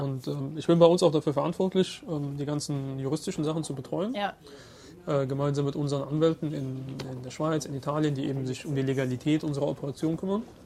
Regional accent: Germany; Ich selbst bin Deutscher und Ägypter

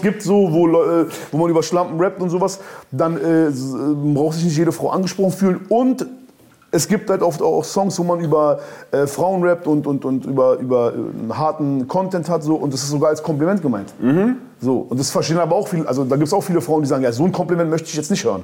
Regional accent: Berlin, Germany; Bei uns in Berlin

